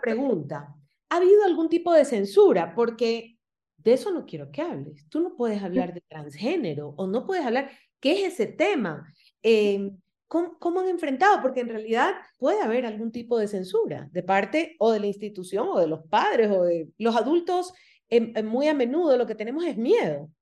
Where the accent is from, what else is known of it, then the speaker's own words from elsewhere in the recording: Guayaquil, Guayas, Ecuador; moved away as an adult; now in Quito, Ecuador; yo soy de Guayaquil y vivo en Quito hace 11 años